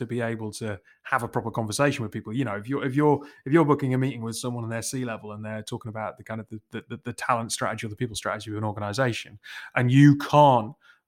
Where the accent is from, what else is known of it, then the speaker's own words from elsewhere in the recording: Newcastle, North East England, United Kingdom; accent: Geordie; Despite the lack of accent, I'm a Geordie, very much kind of born and bred. Centre of Newcastle from the age of like 0 to 10.